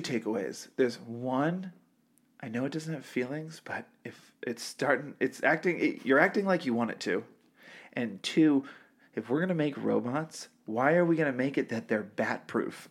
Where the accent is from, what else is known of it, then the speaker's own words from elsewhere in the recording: half hour north of Boston, Massachusetts, United States; I grew up in the sticks